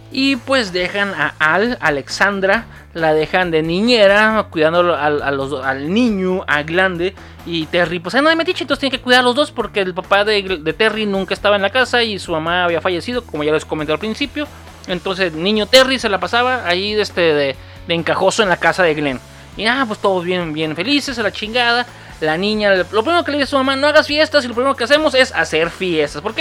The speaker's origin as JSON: {"language": "Spanish", "region": "Sinaloa", "country": "Mexico", "tie": "born or raised there", "said": "esa moda llegó a mi tierra en los 95, güey. Así de mamón, güey. Sí, yo viví mucho tiempo allá en Sinaloa."}